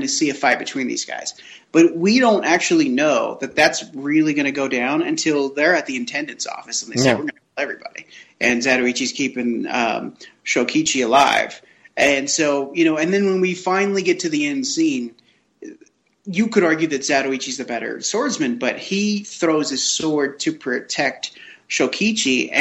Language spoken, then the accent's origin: English; United States; I'm an American